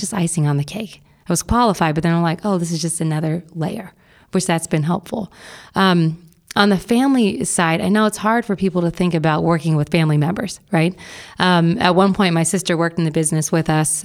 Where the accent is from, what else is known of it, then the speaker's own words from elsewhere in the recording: Bexley, Ohio, United States; also born or lived in Atlanta / San Francisco / Miami; I grew up in Bexley and attended the Wellington School for high school